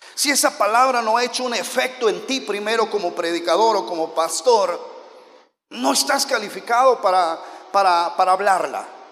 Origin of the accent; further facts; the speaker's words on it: Oaxaca, Mexico; also born or lived in United States; yo soy de Oaxaca